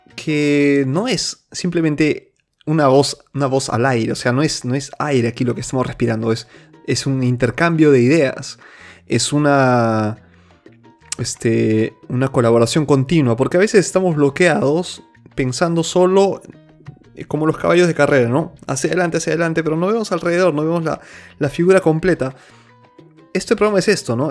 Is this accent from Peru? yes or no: yes; Peru; moved away; Yo soy, seguiré, nací y seguiré siendo peruano